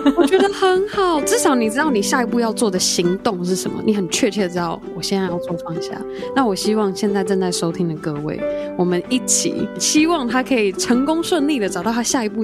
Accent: Taiwan; 他跟一个台湾人在一起，台湾人第一语言不是英文嘛

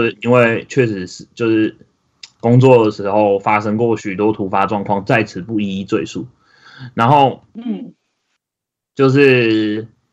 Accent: Taichung, Taiwan; 我，台中人嘛

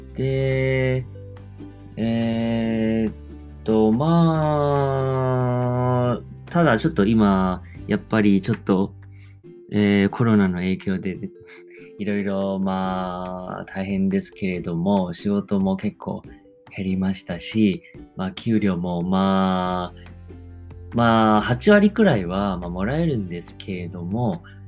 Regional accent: Taiwan; Japanese is a second language; moved away as an adult; now in Japan; 台湾生まれ、台湾育ちなんですけど、で大学卒業してから、えー、まあ、日本に来て

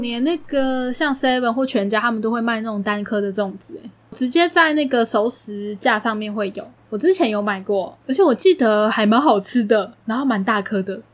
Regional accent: Taichung, Taiwan; moved away; 身为一个台中人呢，就会很需要东泉辣椒酱嘛

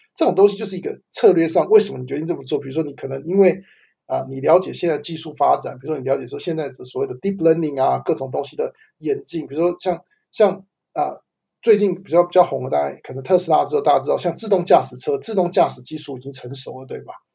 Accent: Taiwan; moved away as an adult; now in United States; 因为我也是在台湾长大，然后到美国之后才开始，呃，大量使用英文在我的工作上

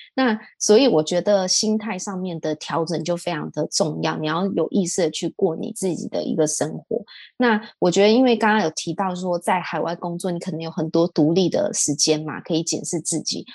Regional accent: Taiwan; moved away as an adult; also born or lived in London / Hong Kong; 当时我也是班上唯一的台湾人这样子

